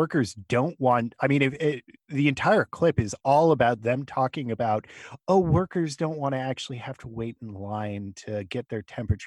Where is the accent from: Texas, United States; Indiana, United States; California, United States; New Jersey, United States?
California, United States; now in Pennsylvania, United States; I'm from California.